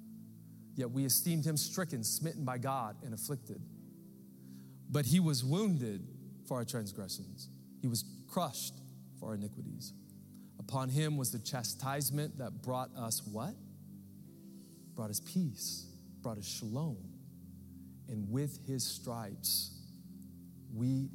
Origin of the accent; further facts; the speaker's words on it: United States; as American Christians